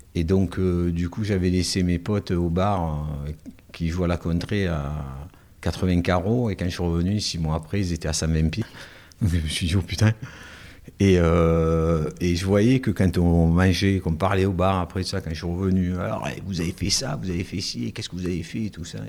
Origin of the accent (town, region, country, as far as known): Marseille, Provence-Alpes-Côte d'Azur, France; accent: Marseille accent